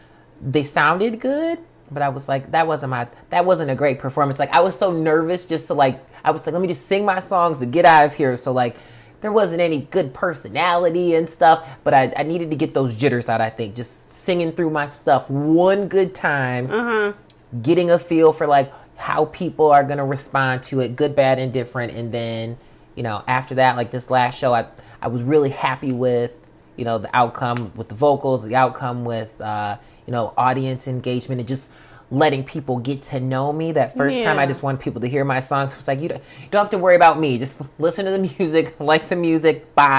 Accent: Pontiac, Michigan, United States; now in Warren, United States; I live in Warren technically now, but I'm from Pontiac

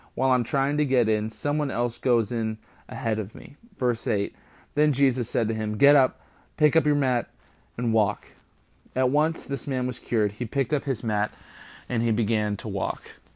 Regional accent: California, United States; when I grew up in California

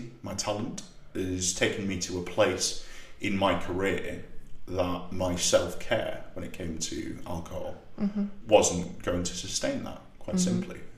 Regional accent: North East England, United Kingdom; accent: Geordie; the northeast of England, you know, the single biggest area of unemployment in the UK, where I'm from, even though my accent varies quite a lot depending on if I'm speaking to a Geordie or somebody else, slip back into it very, very easily and comfortably

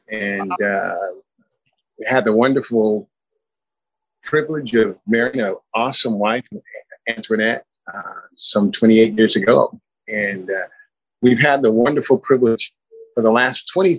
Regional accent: Paris, United States; also born or lived in Los Angeles, California; I'm the youngest of 11. Was born in a small, born in a city, Los Angeles, California. Reared in a very small rural country town by the name of Paris.

